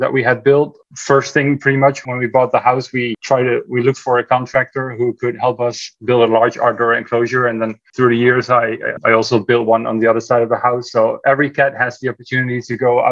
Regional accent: Netherlands; moved away as an adult; also born or lived in California; now in Texas, United States; we are originally from the Netherlands, my wife and I. So we moved to the United States in 2011, 11 years ago

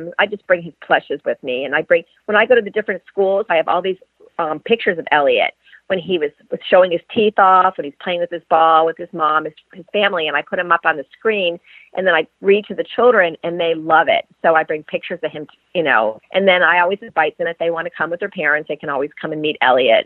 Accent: Rochester, New York, United States; now in Florida, United States; I'm originally from Rochester, New York

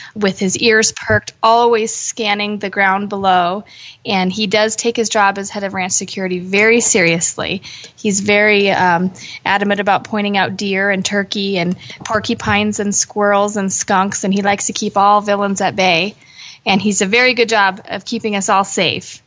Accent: Boise, Idaho, United States; moved away; I'm from Boise, Idaho, from the big city

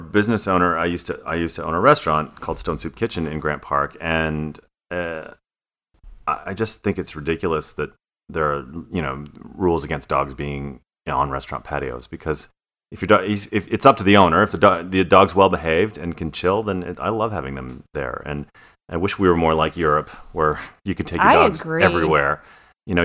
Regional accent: Ontario, Canada; Gosh, I would really like to see Bo up in where I grew up in Ontario, Canada

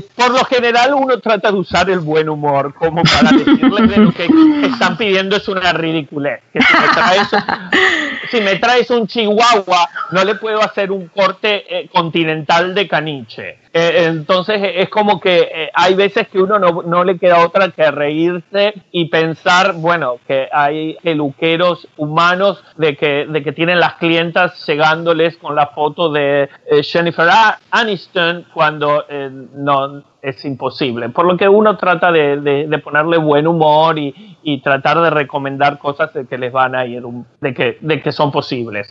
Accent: Argentina; soy argentino

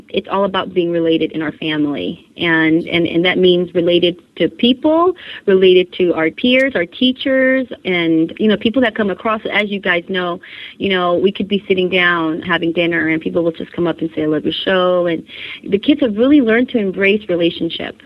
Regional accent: California, United States; I was born and raised in California

